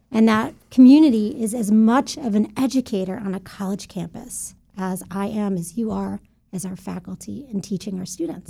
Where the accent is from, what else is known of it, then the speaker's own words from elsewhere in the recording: Buffalo, New York, United States; moved away as an adult; also born or lived in Albany, New York; now in Central Florida, United States; was born in Albany, raised in Buffalo, New York